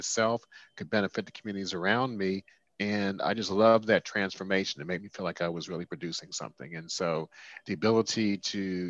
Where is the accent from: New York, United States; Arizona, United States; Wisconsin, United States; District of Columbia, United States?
District of Columbia, United States; Washington; also born or lived in France / California / Boston; I grew up in Washington, D.C.